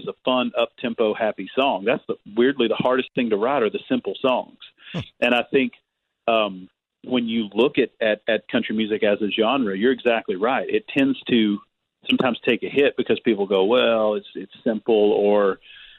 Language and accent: English; Kentucky, United States; Growing up in Kentucky